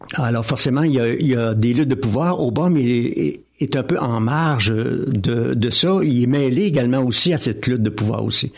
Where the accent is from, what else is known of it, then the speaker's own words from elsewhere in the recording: Drummondville, Quebec, Canada; also born or lived in Magog; now in L'Avenir, Canada; je, suis né à, ou plutôt j'ai, euh, j'ai grandi à Drummondville et ensuite à Québec